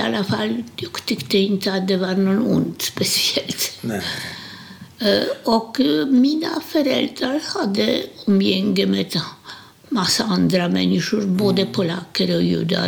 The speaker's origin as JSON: {"language": "Swedish", "town": "Łódź", "region": "Łódź Voivodeship", "country": "Poland", "tie": "born or raised there", "second_language": "Swedish", "moved": "as an adult", "lives_now": "Sweden", "said": "Jag är född i Polen, Ilotsk, Łódź heter den på polska."}